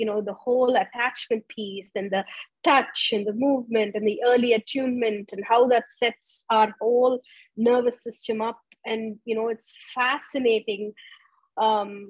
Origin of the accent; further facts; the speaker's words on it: India; moved away; I grew up in India